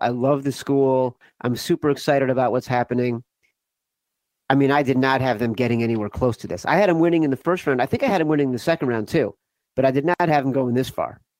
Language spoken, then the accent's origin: English; Chicago, Illinois, United States; I am from Chicago. I grew up in the North Shore of Chicago.